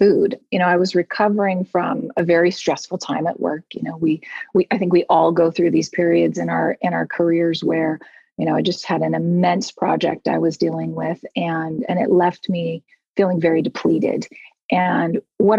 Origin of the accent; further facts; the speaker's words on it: United States; moved away as an adult; now in Munich, Germany; I am an American expat living in Munich, Germany